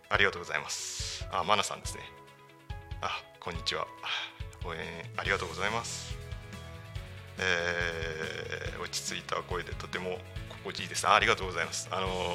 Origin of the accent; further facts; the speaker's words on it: Tako, Chiba, Japan; also born or lived in Tokyo; 生まれは多古町ではないんですが、えー、3月からあ3歳から3歳から多古町で育ちました